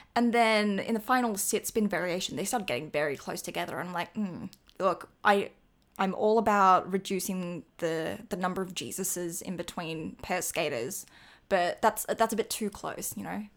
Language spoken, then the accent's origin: English; Australia; as an Australian